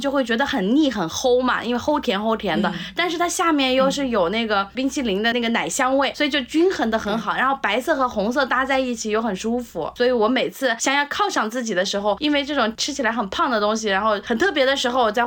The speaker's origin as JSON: {"language": "Chinese", "town": "Nanjing", "region": "Jiangsu", "country": "China", "tie": "born or raised there", "said": "韭菜是我们家一个就是超级超级高频率在餐桌上出现的一个食物，我小的时候在南京的家里"}